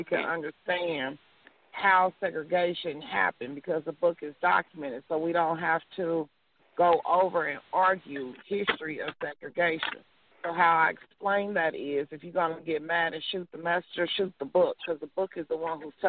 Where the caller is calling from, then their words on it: Missouri, United States; I am calling from Missouri